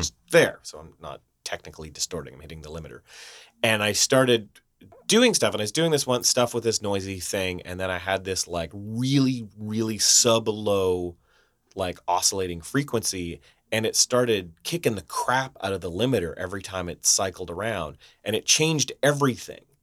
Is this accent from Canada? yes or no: yes; Canada; now in Vancouver, Canada; We're Canadian in Vancouver.